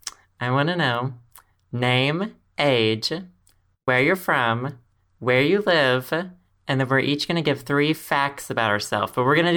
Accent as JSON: {"language": "English", "region": "Arkansas", "country": "United States", "said": "I am 26. I am from Arkansas"}